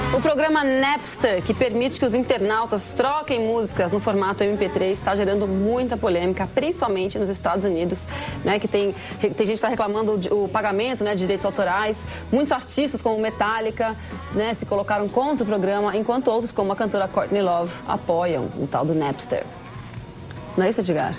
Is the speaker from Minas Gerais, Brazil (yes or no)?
yes; São João del-Rei, Minas Gerais, Brazil; now in Brasília, Brazil; Eu sou de São João Del Rey, Minas Gerais